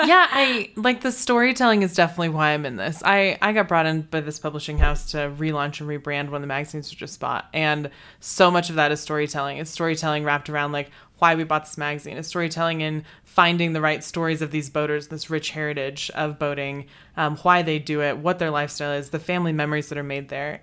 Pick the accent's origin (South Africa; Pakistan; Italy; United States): United States; Texas; also born or lived in China; now in Idaho Falls, United States; I'm from Texas. Uh, I was actually born in China